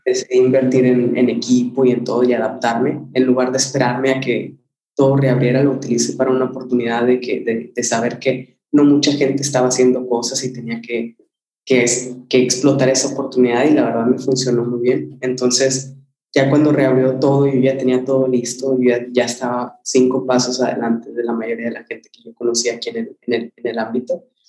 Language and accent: Spanish; Mexico; moved away as an adult; also born or lived in Monterrey; now in London, United Kingdom; como cualquier latino y mexicano